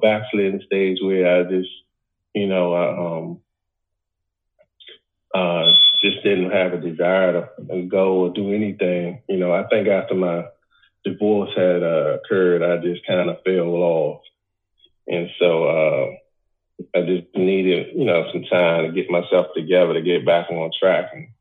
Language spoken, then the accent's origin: English; Washington, District of Columbia, United States; I grew up in Washington, D.C. Back in the early 80s and 90s.